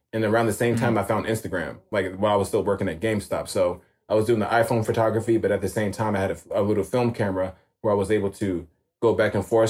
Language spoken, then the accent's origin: English; New York City, New York, United States; born and raised in New York. Um 87 baby. So I was born in East Flatbush and I was raised in Jamaica Queens